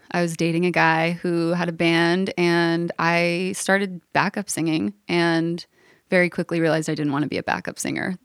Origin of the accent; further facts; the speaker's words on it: Los Angeles, California, United States; moved away as an adult; also born or lived in New York / Nashville; I grew up right in the heart of L A in a neighborhood called Brookside that's kind of just south of Hancock Park